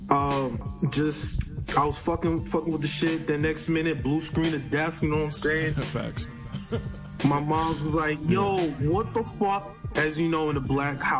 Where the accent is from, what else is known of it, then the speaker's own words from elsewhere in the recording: New York City, New York, United States; also born or lived in Rosedale, Queens; I'm originally from Brooklyn, New York, born and raised. Um, Kings County, Maimonides Hospital. Okay. Grew up majority in uh, Rosedale, Queens, and between Brooklyn